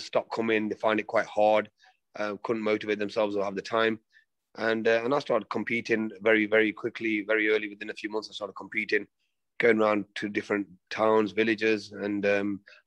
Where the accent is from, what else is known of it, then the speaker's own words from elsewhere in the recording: Nottingham, East Midlands, United Kingdom; also born or lived in Reading, Berkshire; I was born in Reading, in Berkshire, but I came into Nottingham when I was about a year old. Okay. So more or less Nottingham, born and bred almost